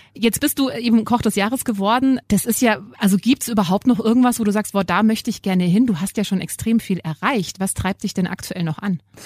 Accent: Germany; bei uns in Deutschland

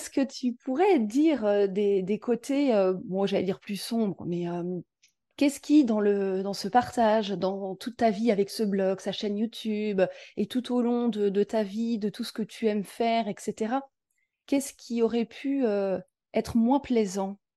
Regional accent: Normandy, France; moved away as an adult; also born or lived in Paris; now in Nice, France; je suis normande à la base, moi.

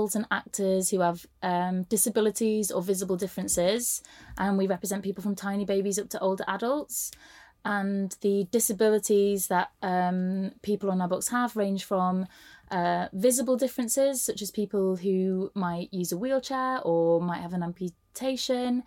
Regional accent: Sheffield, Yorkshire and the Humber, United Kingdom; I'm from Sheffield

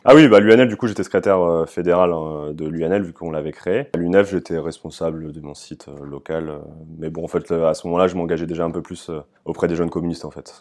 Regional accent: Amiens, Hauts-de-France, France; je suis originaire euh, d'Amiens, je suis né en 96

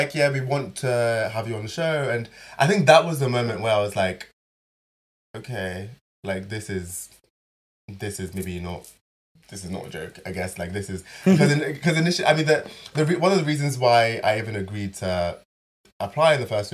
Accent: Nigeria; I'm Nigerian. I go back to Nigeria.

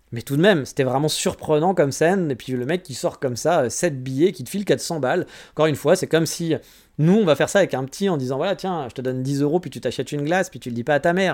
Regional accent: France; moved away as an adult; also born or lived in Paris; now in Japan; en tant que Français

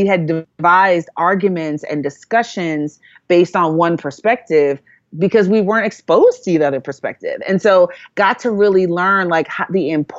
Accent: New York City, New York, United States; also born or lived in Jamaica; growing up in New York, I grew up in Brooklyn, New York. Growing up in New York, in a Jamaican community, I might as well have lived in Jamaica.

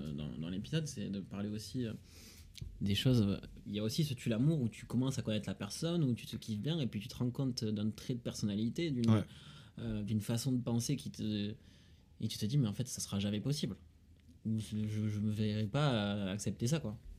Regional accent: Toulouse, Occitania, France; accent: Toulousain; j'ai l'accent toulousain

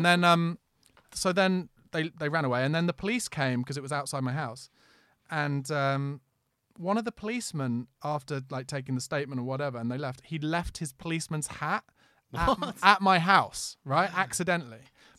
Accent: London, United Kingdom; I've only got Monzo, no. I'm from East London

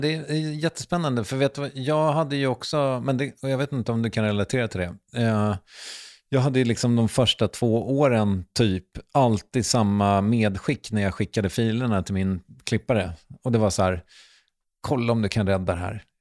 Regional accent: Strängnäs, Södermanland, Sweden; Jag är från Strängnäs.

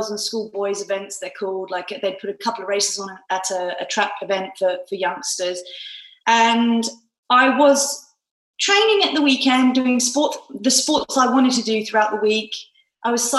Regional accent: Stotfold, East of England, United Kingdom; moved away as an adult; also born or lived in Newcastle; my hometown of Stotfold, Bedfordshire

